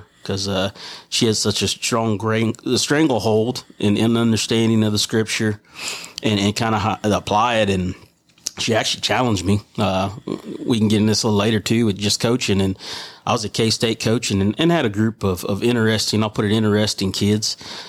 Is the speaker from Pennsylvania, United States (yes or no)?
no; Texas, United States; Hot. Very, very hot and humid down there.